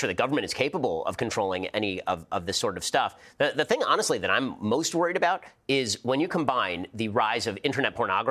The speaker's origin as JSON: {"language": "English", "country": "United States", "said": "I'm American"}